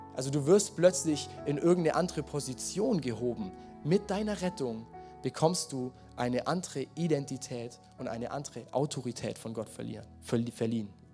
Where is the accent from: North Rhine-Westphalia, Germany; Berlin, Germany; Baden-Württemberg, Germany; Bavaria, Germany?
Baden-Württemberg, Germany; Swabia; Mein Leben, meine Lebensstory als Schwabe.